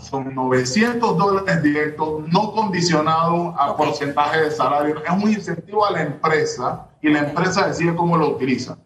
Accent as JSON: {"language": "Spanish", "region": "Panamá Oeste", "country": "Panama", "said": "soy de Panamá Oeste"}